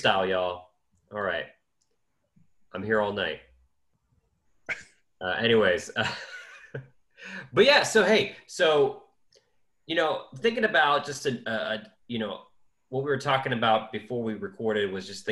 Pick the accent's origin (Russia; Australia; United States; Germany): United States; coming from being an American, right? Growing up in the 9/11 and post 9/11 world